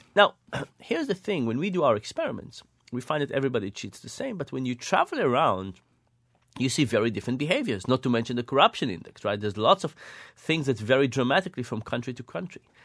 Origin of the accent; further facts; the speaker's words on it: Israel; moved away; I grew up in Israel